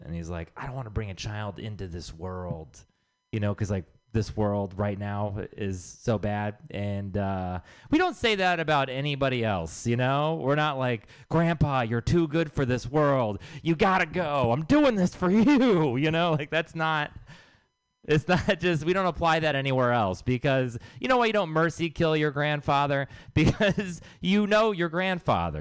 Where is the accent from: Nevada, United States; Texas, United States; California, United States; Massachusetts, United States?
Texas, United States; I am from Texas